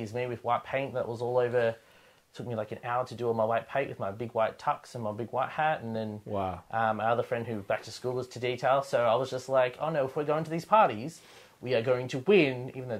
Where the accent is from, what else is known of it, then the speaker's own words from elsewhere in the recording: Penrith, New South Wales, Australia; I found one group of guys that was from Penrith, which is where I'm from.